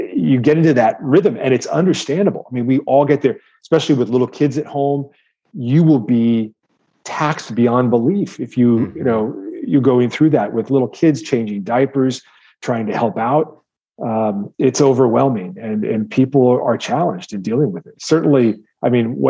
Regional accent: Midwest, United States; I grew up in the Midwest where protein was synonymous with animal protein

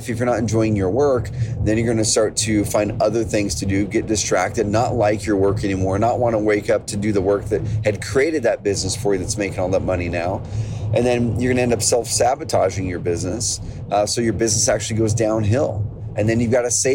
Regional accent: Oregon, United States; growing up in Oregon, we have a lot of farms, ranches, a lot of those things around the area already

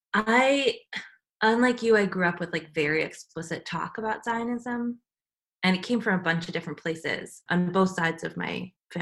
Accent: United States; parts of the family had come here, and I was born here in the States.

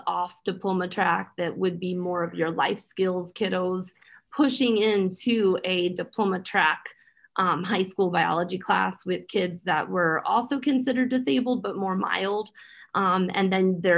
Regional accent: Philadelphia, Pennsylvania, United States; the community where I grew up in Philadelphia. I grew up in Kensington.

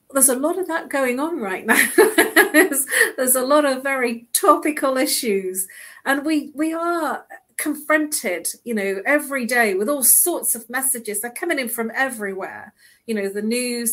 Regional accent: United Kingdom; now in London, United Kingdom; we are British

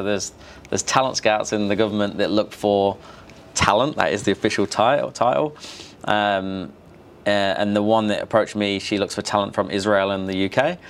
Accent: Australia; But otherwise, I'm pretty Aussie.

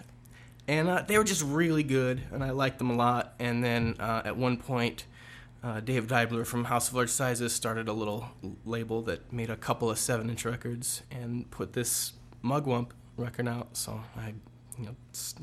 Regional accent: Waterloo, Iowa, United States; I grew up in Waterloo

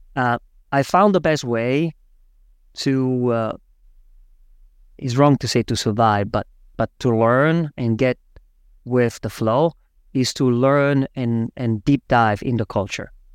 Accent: Switzerland; moved away as an adult; also born or lived in Zurich; now in New York, United States; I am actually from Switzerland.

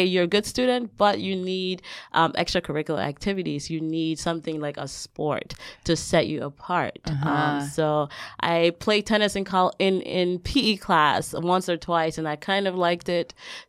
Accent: Liberia; But I actually grew up in West Africa. I'm from Liberia, West Africa. That's where I was born. My parents were pastors, so I had the opportunity to travel throughout West Africa mostly.

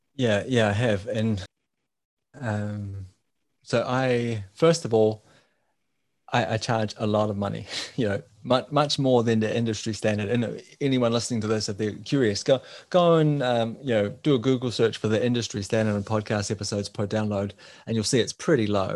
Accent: New Zealand; now in Denmark; I'm from New Zealand, living in Denmark.

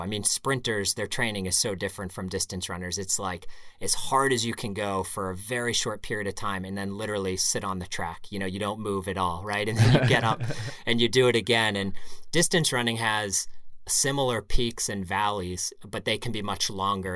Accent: Pittsburgh, Pennsylvania, United States; moved away as an adult; also born or lived in Connecticut; now in New England, United States; I grew up in Pittsburgh.

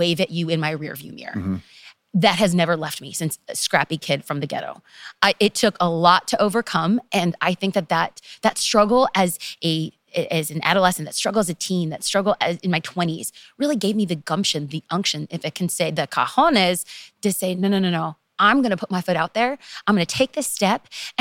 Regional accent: Los Angeles, California, United States; I am from Los Angeles, and to be specific, East Los Angeles, aka the ghetto.

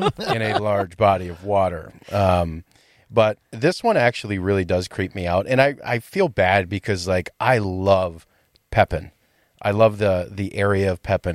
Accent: Rhinelander, Wisconsin, United States; moved away; I go back to my hometown

